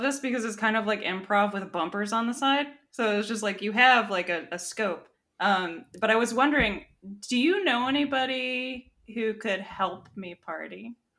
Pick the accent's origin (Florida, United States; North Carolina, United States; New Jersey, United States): Florida, United States; growing up in Florida